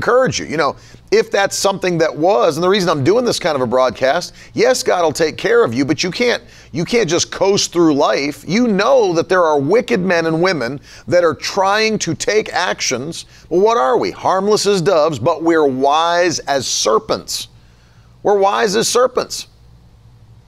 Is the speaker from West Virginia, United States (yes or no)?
yes; West Virginia, United States; moved away; I come from West Virginia